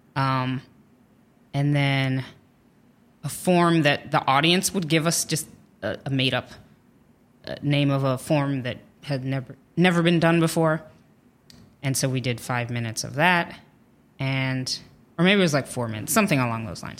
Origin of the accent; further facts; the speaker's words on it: Dayton, Ohio, United States; moved away as an adult; also born or lived in Illinois / Virginia; now in New York, United States; we moved to Ohio, and I lived there the longest. Like, I grew up in the same home